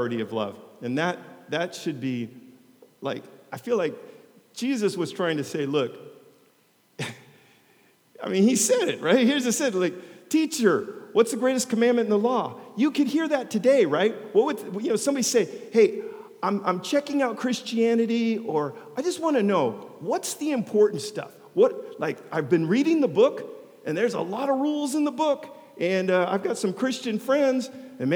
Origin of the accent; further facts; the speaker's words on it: United States; now in Long Beach, United States; I'm an American